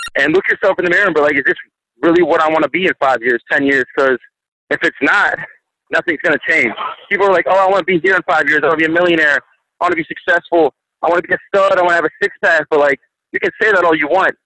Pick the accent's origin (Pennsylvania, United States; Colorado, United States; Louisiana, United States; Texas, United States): Pennsylvania, United States; Pittsburgh; moved away as an adult; also born or lived in Birmingham, Alabama; now in Alabama, United States; I'm originally from Pittsburgh